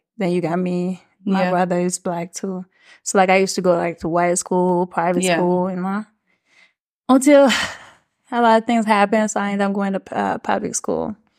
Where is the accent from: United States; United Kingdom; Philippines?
United States; Maryland; born there; also born or lived in Switzerland; So, well, I was born in Maryland. I was adopted.